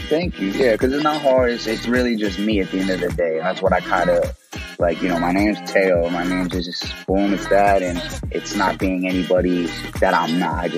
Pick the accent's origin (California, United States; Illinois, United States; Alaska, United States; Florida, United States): Illinois, United States; also born or lived in Texas; I'm from Illinois. I'm from Texas. I say Illinois and Texas because I bounced around a lot as a kid. Um, mm You know, my family's predominantly from the south side of Chicago